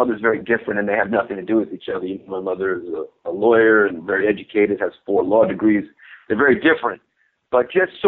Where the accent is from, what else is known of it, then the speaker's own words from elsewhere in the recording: New York City, New York, United States; first language Greek; English is a second language; I grew up in Brooklyn